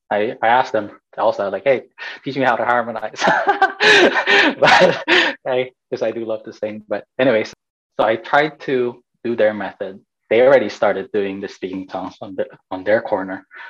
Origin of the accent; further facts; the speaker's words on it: Fresno, California, United States; also born or lived in Bay Area, California / Philippines; I'm Filipino. I'm from Fresno, California